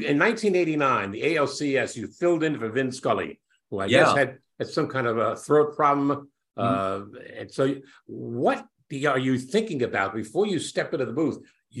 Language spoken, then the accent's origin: English; New York City, New York, United States; I grew up in Brooklyn.